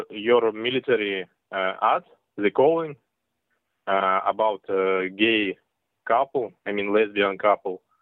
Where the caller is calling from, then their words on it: Russia; I'm calling from Russia